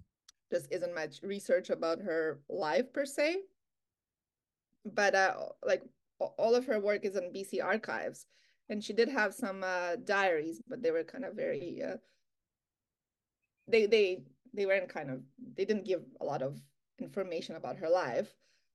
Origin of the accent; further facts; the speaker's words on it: Latvia; now in Canada; I wanted to know more about Canadian art because I came from Latvia.